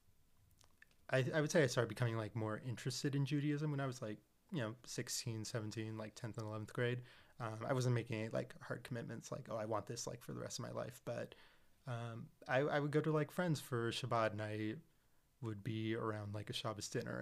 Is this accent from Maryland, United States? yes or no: no; Seattle, Washington, United States; I was born and raised in Seattle